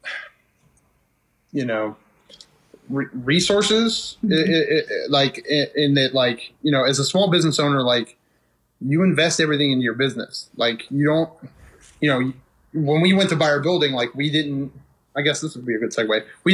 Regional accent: Wheeling, West Virginia, United States; also born or lived in Bridgeport, Ohio; I spent my entire childhood in Wheeling

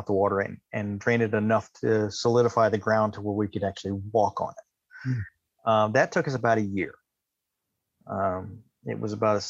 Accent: Takoma Park, Maryland, West Virginia, United States; I was born in Takoma Park, Maryland. I moved to West Virginia when I was in sixth grade

